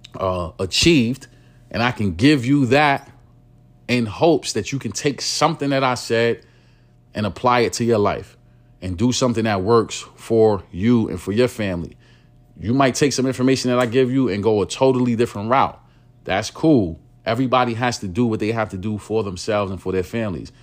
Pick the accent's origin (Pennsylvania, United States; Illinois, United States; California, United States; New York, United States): New York, United States; New York City; I am from East New York, Brooklyn. I grew up in, uh, penthouses, right? It's, it's called Lewis H, Lewis H Pinkhouses. It is a New York City housing development